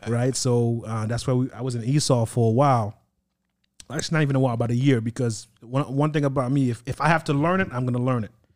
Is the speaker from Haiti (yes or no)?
yes; Port-au-Prince, Ouest, Haiti; now in United States; I was born and raised in Haiti